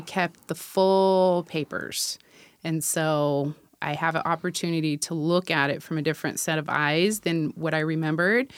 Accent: Tacoma, Washington, United States; born and raised in Tacoma myself. I just have not moved away

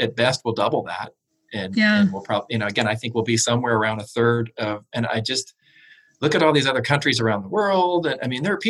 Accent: North Carolina, United States; also born or lived in Pennsylvania; now in Washington, United States; I grew up in North Carolina

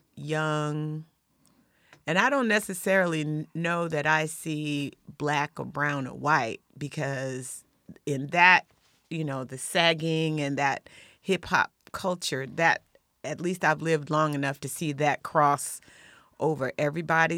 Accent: Lakewood, Washington, United States; I'm from Lakewood.

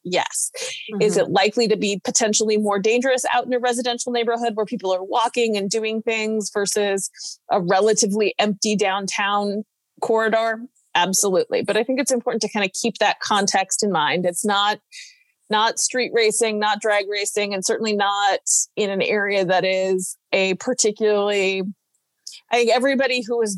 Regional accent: Tacoma, Washington, United States; in my hometown

